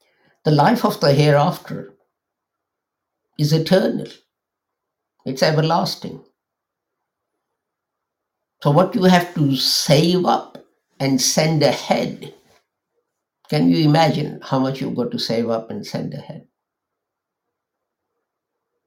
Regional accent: Lahore, Punjab, Pakistan; moved away; I come from Pakistan and we used to live in a place called Lahore, a big city.

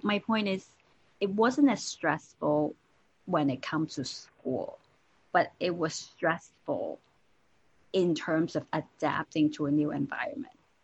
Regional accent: Hong Kong; I was born and raised in Hong Kong

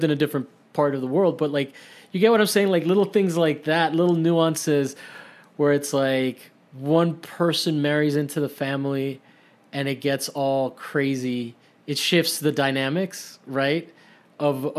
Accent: Rome, Lazio, Italy; now in United States; growing up in Italy

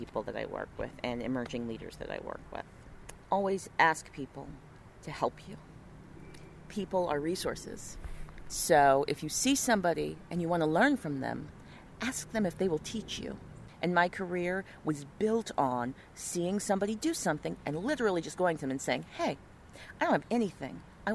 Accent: Missoula, Montana, United States; moved away; also born or lived in Memphis, Tennessee; I was born in Memphis, Tennessee, but I was raised in Missoula, Montana

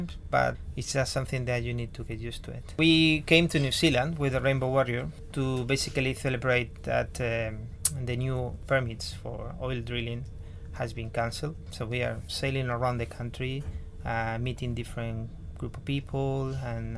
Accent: Spain; I'm from Spain.

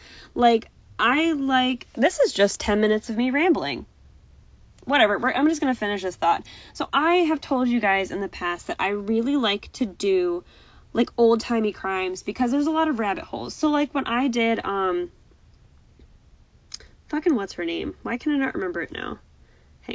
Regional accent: United States; I'm very American in the sense that I understand the state, county, city, village type structure

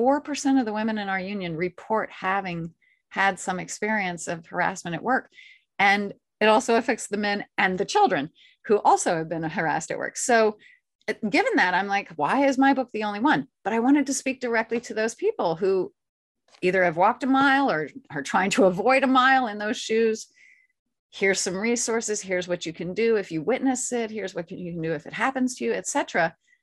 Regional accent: the South, United States; like I said, I'm a Southerner, so.

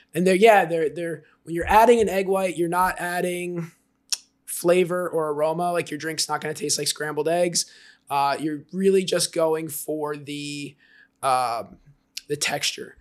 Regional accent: Jersey Shore, New Jersey, United States; now in Austin, United States; I grew up on the Jersey Shore and I'm Italian

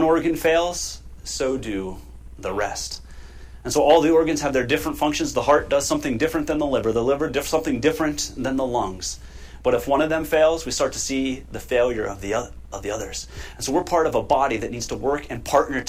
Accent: United States; We are American citizens

